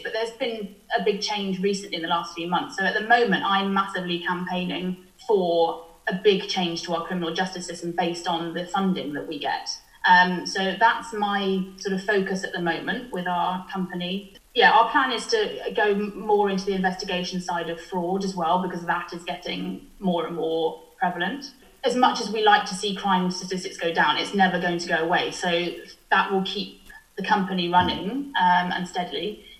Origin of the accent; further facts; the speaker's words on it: Welsh, Wales, United Kingdom; I'm representing Wales and I'm Welsh